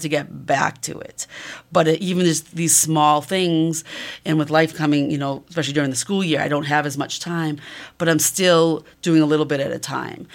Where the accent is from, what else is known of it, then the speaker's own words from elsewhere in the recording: Massachusetts, United States; moved away; also born or lived in Columbus, Ohio; I'm originally from Massachusetts.